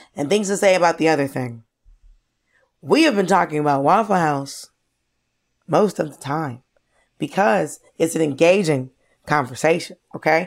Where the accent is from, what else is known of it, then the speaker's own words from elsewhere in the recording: Georgia, United States; I grew up in Georgia